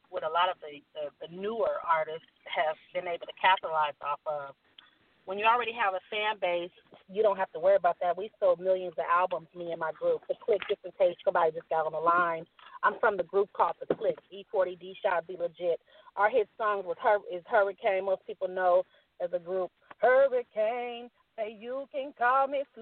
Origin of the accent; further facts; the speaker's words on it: San Francisco Bay Area, California, United States; I'm from the Bay, San Francisco Bay Area, Oakland, Vallejo, San Francisco, Richmond, San Jose.